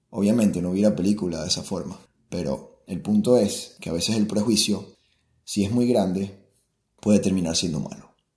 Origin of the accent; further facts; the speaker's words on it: Venezuela; now in Germany; yo soy venezolano